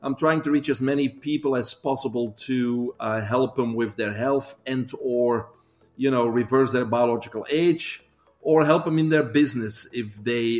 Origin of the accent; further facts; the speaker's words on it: Belgium; moved away as an adult; also born or lived in Northeast Florida; now in United States; I'm originally from Belgium, but I came here in 1997, so I guess I'm going to keep that accent